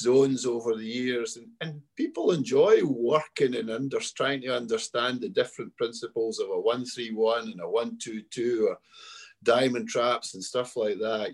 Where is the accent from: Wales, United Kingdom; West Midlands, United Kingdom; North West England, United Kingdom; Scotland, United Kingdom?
Scotland, United Kingdom; we played and have coached in many Euro Cs with our Scotland men's team